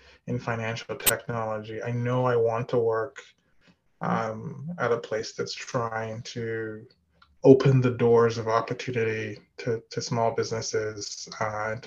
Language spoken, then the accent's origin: English; Nigeria; moved away as an adult; also born or lived in Midwest, United States / California, United States; now in Atlanta, United States; I was born in Nigeria and lived there until I went to college